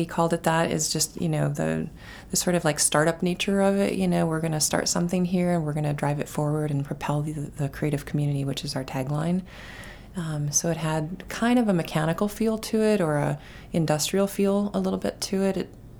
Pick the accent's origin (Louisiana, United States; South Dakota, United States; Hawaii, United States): South Dakota, United States; now in Biddeford, United States; I grew up in a town that had a great downtown, and we spent a lot of time there. Our monolithic, you know, pieces of architecture were grain silos.